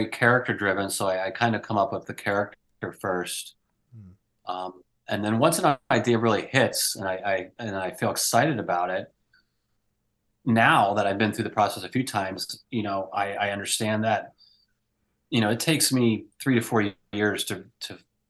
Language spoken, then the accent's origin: English; Pennsylvania, United States; someone I grew up with in Pennsylvania